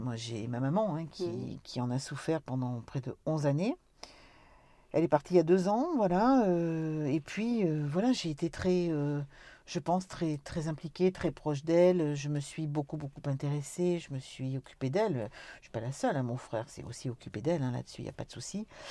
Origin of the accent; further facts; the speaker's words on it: Corrèze, Nouvelle-Aquitaine, France; on est des Corésiennes